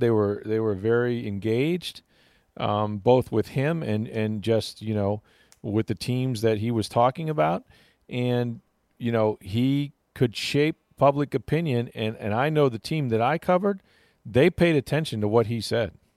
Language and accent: English; Florida, United States; I grew up in Florida